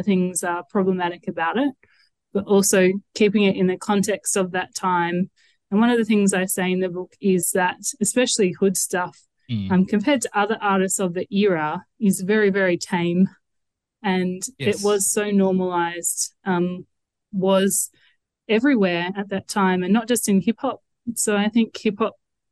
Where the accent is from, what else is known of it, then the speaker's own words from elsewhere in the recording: Adelaide, South Australia, Australia; I'm from Adelaide